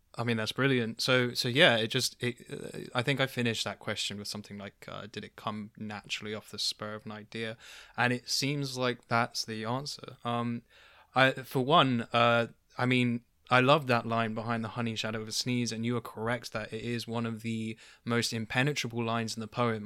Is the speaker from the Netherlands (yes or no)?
no; London, United Kingdom; I grew up in London